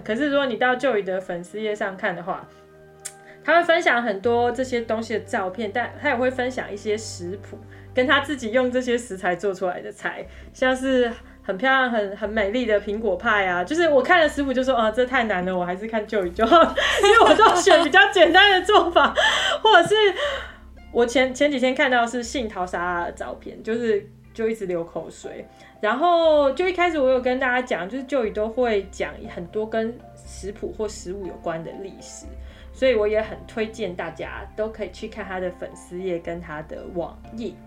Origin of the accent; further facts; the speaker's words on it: Taiwan; moved away; 我们在台湾长大